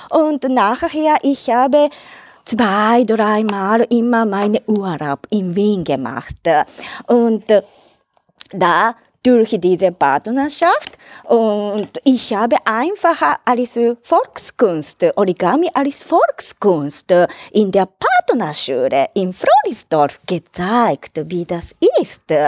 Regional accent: Tokyo, Japan; German is a second language; moved away as an adult; now in Vienna, Austria; Ich komme aus Katsushika in Tokio

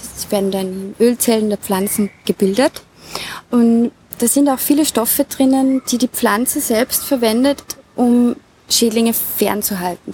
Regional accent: Rammingstein, Salzburg, Austria; Ich bin geboren und aufgewachsen im Lungau, genauer gesagt in der Gemeinde Rammingstein, auf einem Bergbauernhof

